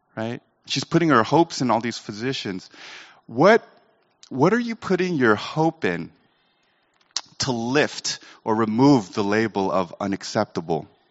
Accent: Sacramento, California, United States; I was Asian growing up in Sacramento

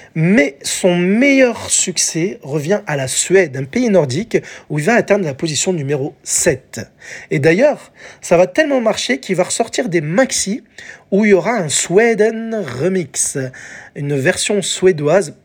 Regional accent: France; chez nous en France

